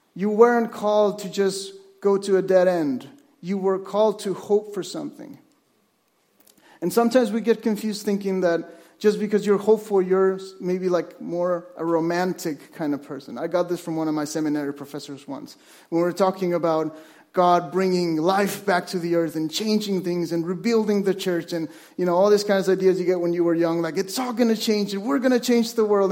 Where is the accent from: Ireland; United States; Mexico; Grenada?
Mexico; moved away as an adult; now in Vancouver, Canada; I was born in Mexico, and I moved to Vancouver with my wife